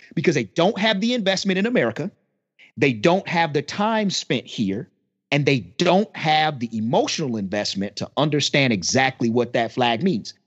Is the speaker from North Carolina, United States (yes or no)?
yes; North Carolina, United States; I'm from North Carolina. Born and raised.